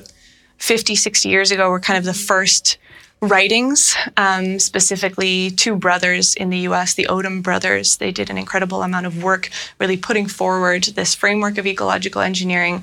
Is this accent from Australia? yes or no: no; Netherlands; moved away; also born or lived in Toronto, Canada; I moved to Amsterdam, back to my home country of the Netherlands.